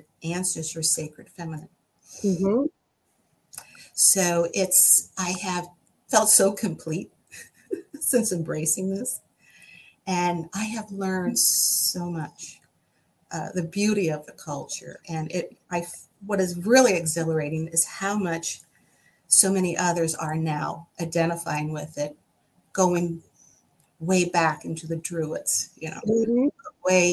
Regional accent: United States; I'm an American for sure. And a proud one at that. But I said, my lineage is what guides me and influences me

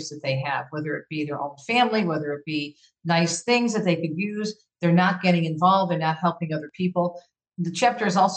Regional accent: Jersey City, New Jersey, United States; moved away; I was born on the East Coast in Jersey City

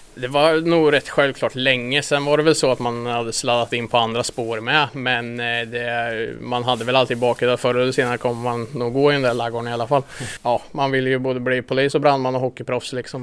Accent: Linköping, Östergötland, Sweden; Vi flyttade hit när jag var sex år var jag väl när jag flyttade hit

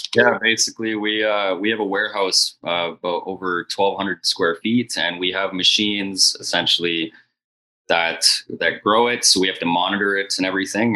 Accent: Edmonton, Alberta, Canada; moved away as an adult; also born or lived in Sherwood Park, Alberta; from Edmonton, Alberta. I was born there and I lived a little bit east in Sherwood Park on a farm

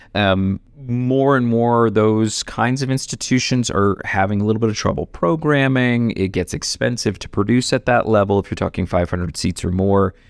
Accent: Ohio, United States; also born or lived in New York; now in Denver, United States; I grew up in Ohio

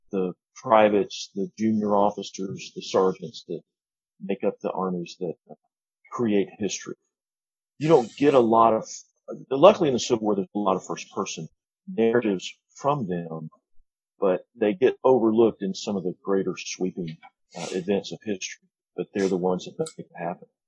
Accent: North Alabama, United States; now in Indiana, United States; first, I'm from North Alabama, but I live in Indiana. My life has revolved around up and down I 65

